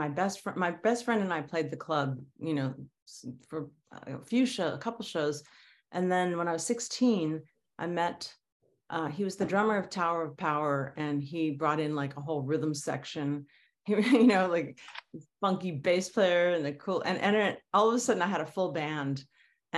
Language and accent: English; Los Angeles, California, United States; also born or lived in New York City; when I was very little, we moved to LA.